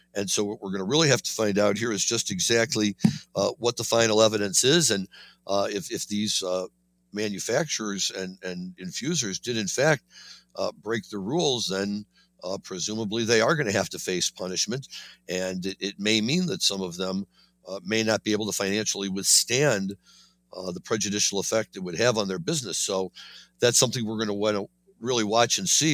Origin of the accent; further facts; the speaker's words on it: Missouri, United States; my home state, Missouri